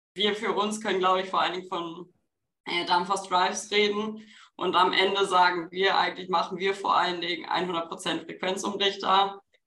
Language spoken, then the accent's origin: German; Bochum, North Rhine-Westphalia, Germany; ich komme aus Bochum